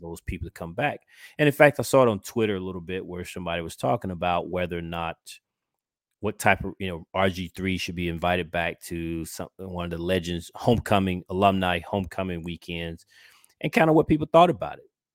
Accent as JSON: {"language": "English", "region": "Georgia", "country": "United States", "tie": "born or raised there", "said": "from my home state, which is Georgia"}